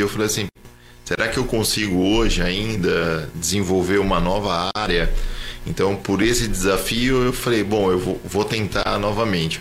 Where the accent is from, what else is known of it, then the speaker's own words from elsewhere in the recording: Jacareí, São Paulo, Brazil; moved away as an adult; now in São José dos Campos, Brazil; E daí eu acabei nascendo aqui, mas morando em Jacareí.